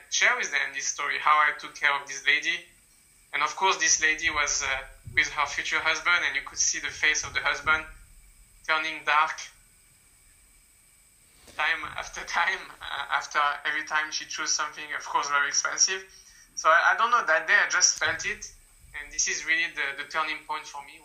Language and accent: English; France; moved away as an adult; now in China; stay in France, my home country